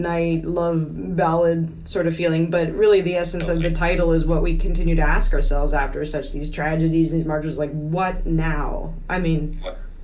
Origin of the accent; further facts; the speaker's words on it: Chilliwack, British Columbia, Canada; moved away as an adult; now in New York, United States; I grew up in British Columbia in the Pacific Northwest where it rains about 387 days a year